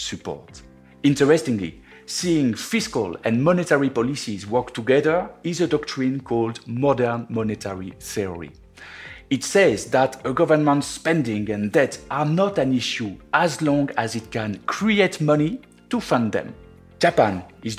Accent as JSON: {"language": "English", "country": "France", "accent": "French", "second_language": "English", "moved": "yes", "said": "my French accent"}